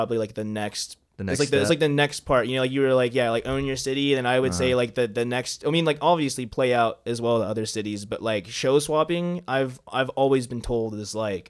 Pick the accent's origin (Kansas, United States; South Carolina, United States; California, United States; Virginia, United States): South Carolina, United States; Greenville; born there; I was born in Greenville, South Carolina.